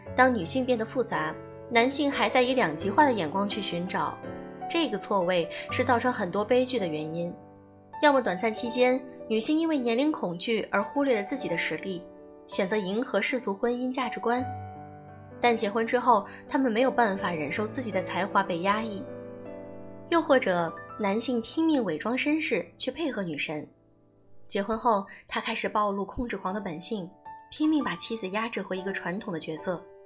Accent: China; moved away as an adult; also born or lived in Beijing, Shanghai or Guangzhou; 我自己是一个小城女孩儿，在省会上大学，北上广工作

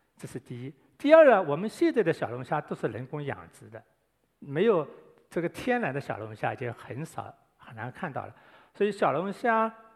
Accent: Guangdong, China; 我们广东人很喜欢煲粥、煲汤

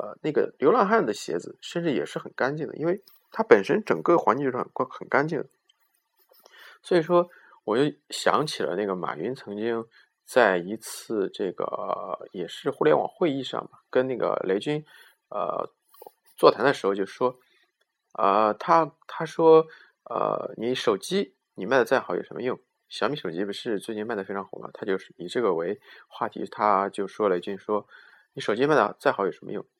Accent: China; 因为我们中国的这个地面上总是有一层，你我没有办法知道从哪里来的灰尘

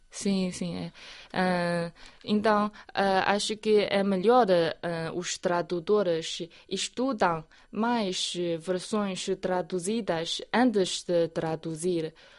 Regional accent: Ruijin area, Jiangxi, China; moved away; Na minha terra natal tem muitos, uh, muitas colinas, é uma área montanhosa

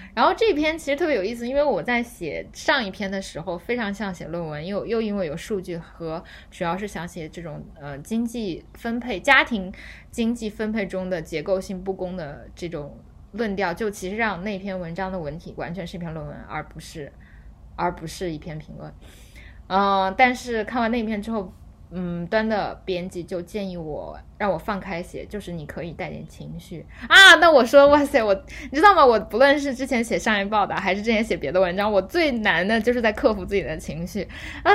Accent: China; 我们中国人

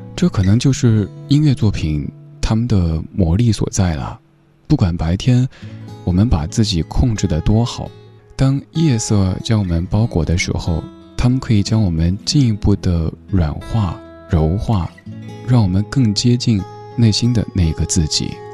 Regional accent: China; 作为一个中国人

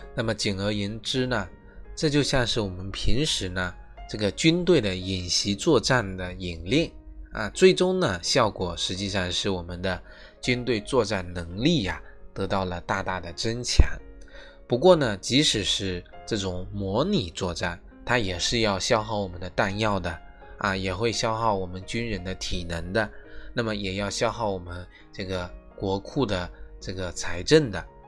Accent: China; 我们中国人

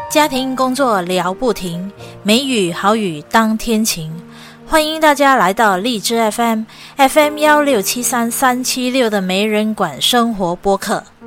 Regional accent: Penang, Malaysia; 我是来自马来西亚槟城州的华人，我的祖父，我的祖父呢，他是来自中国的福建的同安

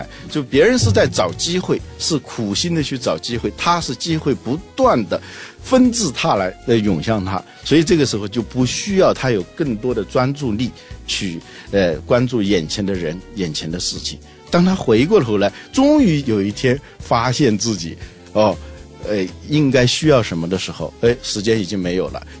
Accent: Guangzhou, Guangdong, China; 啊，现在我广州人都知道有个万家百货

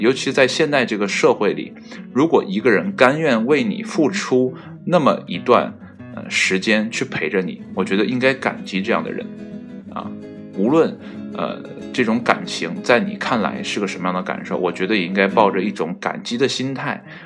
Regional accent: Northeast China, China; also born or lived in Qihe, Shandong (ancestral home); 应该是我爷爷那辈儿啊，从山东来到东北这边，然后在这边安营扎寨，然后开始呢，啊，繁衍后代，然后才有了我这辈嘛

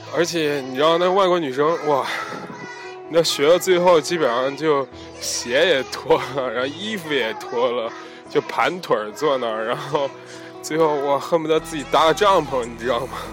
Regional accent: China; moved away; 一进那个场子就我一个中国人

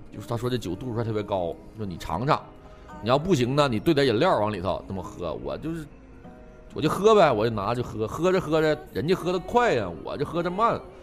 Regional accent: Northeast China, China; 我就作为一个东北人

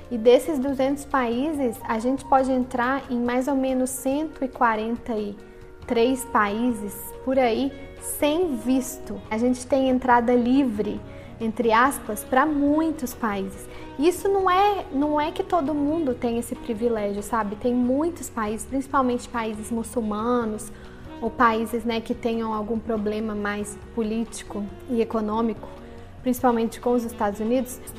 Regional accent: Brazil; Para a gente é muito mais fácil falar que a gente é brasileiro e ser bem recebido ao redor do mundo.

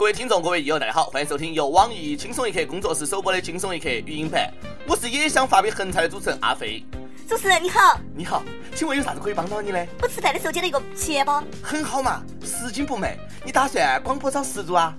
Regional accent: China; 我们大陆人

